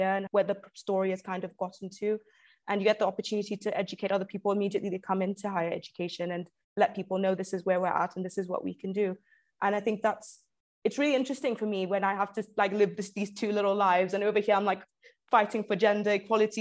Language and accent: English; Zambia; now in United Kingdom; I'm originally from Zambia